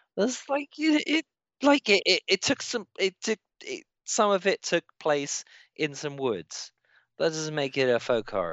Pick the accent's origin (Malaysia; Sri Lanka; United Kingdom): United Kingdom; as a British person